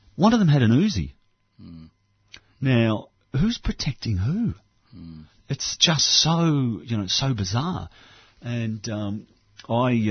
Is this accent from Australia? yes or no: yes; Australia; I'm from Australia